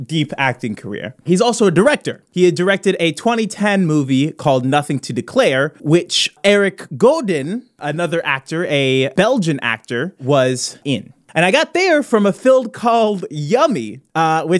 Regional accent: Midwest, United States; I'm from the Midwest

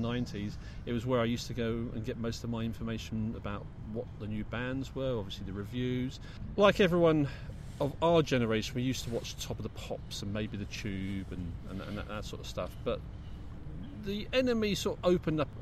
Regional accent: London, United Kingdom; we're blokes from the Big Smoke

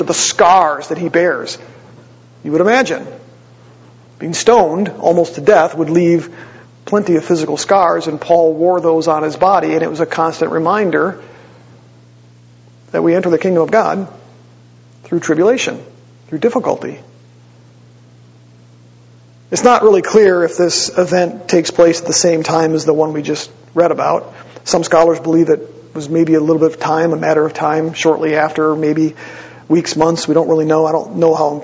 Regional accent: Wisconsin, United States; now in Ohio, United States; I'm from Wisconsin, a good old Wisconsin boy

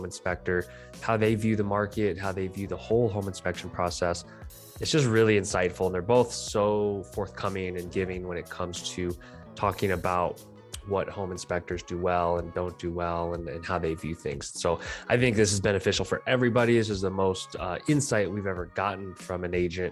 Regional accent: Columbus, Ohio, United States; I was born in Columbus, Ohio, so it holds a special place in my heart

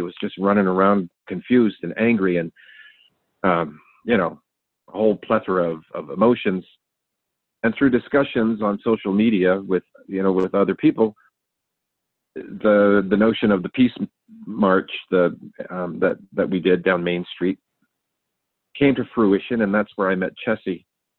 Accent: Riverton, Wyoming, United States; So I'm a member of the Northern Arapaho tribe. I was born here in Riverton, and my family, I was adopted off the reservation into a white family, actually.

